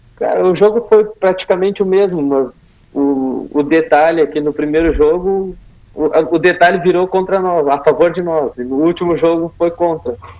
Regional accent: Rio Grande do Sul, Brazil; eu sou do Rio Grande do Sul

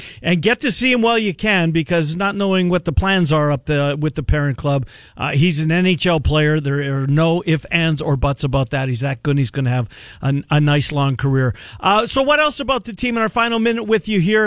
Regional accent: Winnipeg, Manitoba, Canada; now in Des Moines, United States; my hometown

